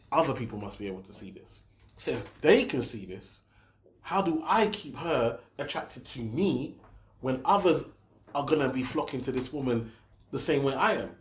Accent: Nigeria; I'm Nigerian

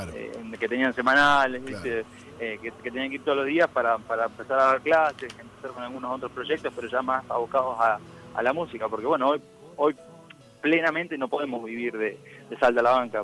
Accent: Dolores, Buenos Aires Province, Argentina; moved away; yo soy de Dolores, provincia de Buenos Aires. Tengo mi familia en Santa Fe, pero soy de, Dolores

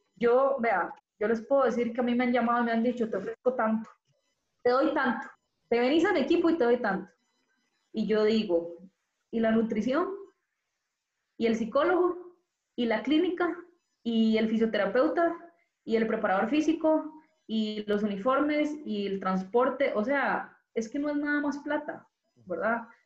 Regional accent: Costa Rica; also born or lived in Madrid; yo soy tica

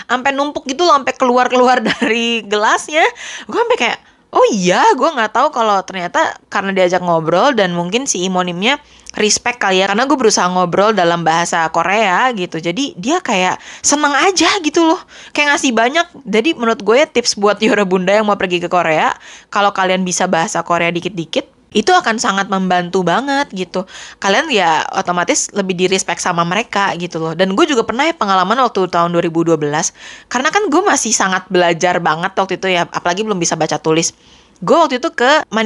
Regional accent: Indonesia; karena kan istilahnya gue dari Indonesia gitu ya

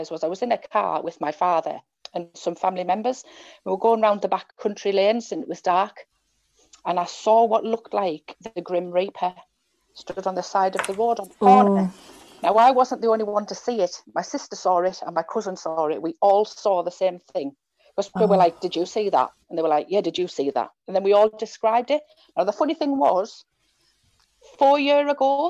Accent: County Durham, North East England, United Kingdom; we're from County Durham

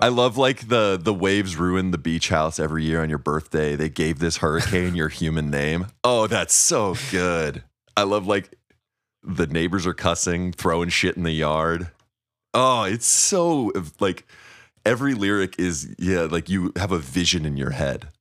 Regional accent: Missouri, United States; growing up in Missouri

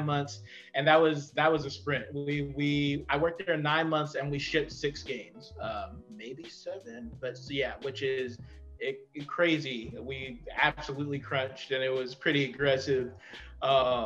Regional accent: Fontana, California, United States; I come from Fontana, California, which is out in the desert.

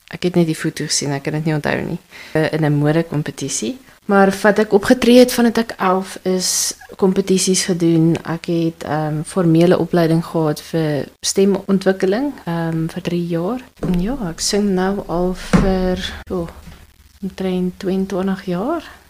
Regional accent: Polokwane, Limpopo, South Africa; moved away as an adult; also born or lived in Randburg; now in Parys, South Africa; Ek is gebore in Pietersburg in Limpopo en ek het daar gebly vir 26 jaar

